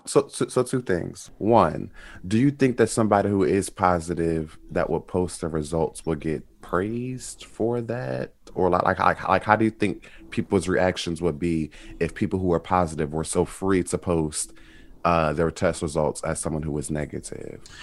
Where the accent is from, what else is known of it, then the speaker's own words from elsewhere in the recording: Atlantic City, New Jersey, United States; I'm from Atlantic City, New Jersey